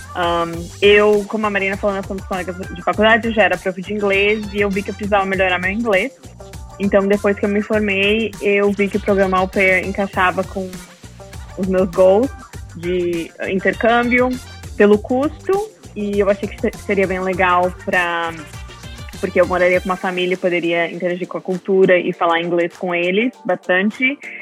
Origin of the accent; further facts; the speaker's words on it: Caxias do Sul, Rio Grande do Sul, Brazil; moved away as an adult; also born or lived in Frisco, Texas; now in Melissa, United States; eu sou de Caxias do Sul, uh, nasci e cresci no Rio Grande do Sul, no Brasil, e estou morando no Texas há 5, 6 anos